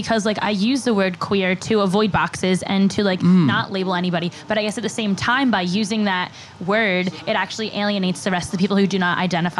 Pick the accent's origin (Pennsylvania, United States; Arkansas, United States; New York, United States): Pennsylvania, United States; Bucks County.